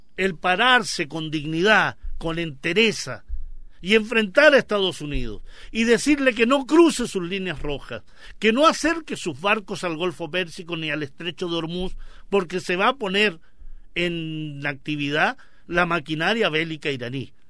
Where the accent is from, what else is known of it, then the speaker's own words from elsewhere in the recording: Chile; como chilenos